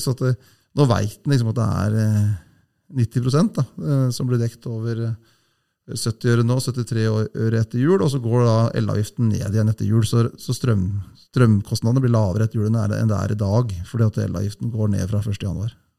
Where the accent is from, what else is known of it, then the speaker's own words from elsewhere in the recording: Hamar area, Innlandet, Norway; Jeg er jo ikke fra Hamar, da, men jeg, Hamar er liksom byen min